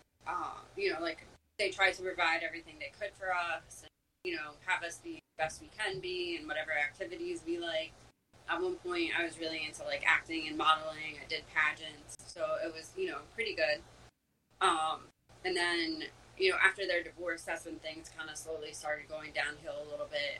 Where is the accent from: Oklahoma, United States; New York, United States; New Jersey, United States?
New Jersey, United States; Monmouth County; I grew up in Monmouth County